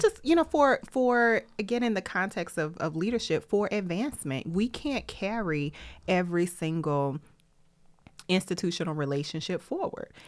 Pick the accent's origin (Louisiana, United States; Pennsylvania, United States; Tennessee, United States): Tennessee, United States; I'm from Tennessee